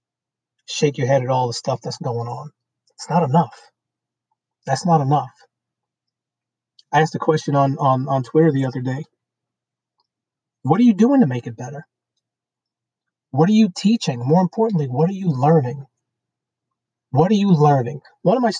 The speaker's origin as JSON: {"language": "English", "town": "New York City", "region": "New York", "country": "United States", "tie": "born or raised there", "said": "I grew up in Brooklyn, New York. I grew up in a black section of Brooklyn, New York."}